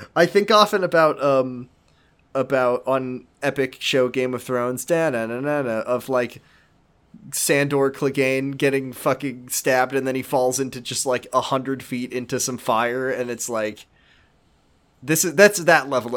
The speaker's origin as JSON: {"language": "English", "town": "Seattle", "region": "Washington", "country": "United States", "said": "'cause that's where I'm from, is, I'm from Seattle"}